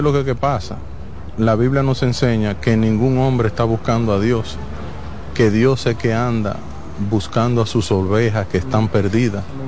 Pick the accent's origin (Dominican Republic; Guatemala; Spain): Dominican Republic; yo mismo siendo dominicano